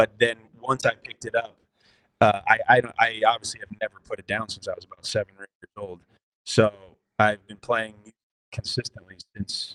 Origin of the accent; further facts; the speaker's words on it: New Haven, Connecticut, United States; moved away; also born or lived in Los Angeles; I was born in New Haven, Connecticut. I moved around Connecticut a bunch as a youngster